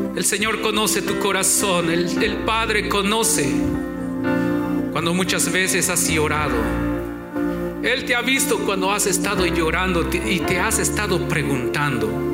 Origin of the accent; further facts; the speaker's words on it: Guatemala; moved away; hermanas del grupo femenil de mi iglesia allá en mi pueblo en Guatemala yo tenía 18 años